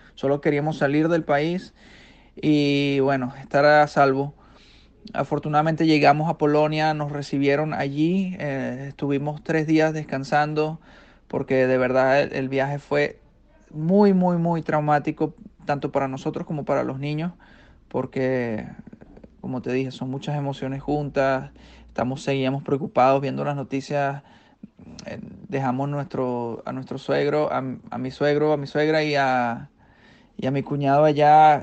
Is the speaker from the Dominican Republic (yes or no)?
no; Maracay, Aragua, Venezuela; moved away as an adult; also born or lived in China / Ukraine; now in Spain; soy venezolano, nacido en Maracay, Estado de Aragua